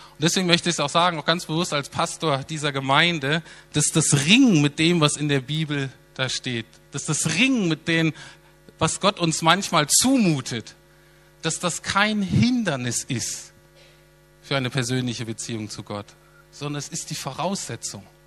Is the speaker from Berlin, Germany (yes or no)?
yes; Berlin, Germany